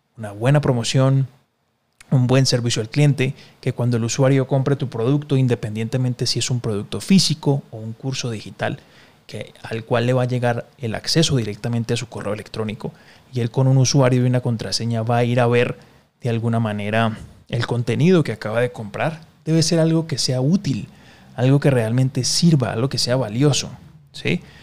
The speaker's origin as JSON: {"language": "Spanish", "country": "Colombia", "said": "yo soy colombiano"}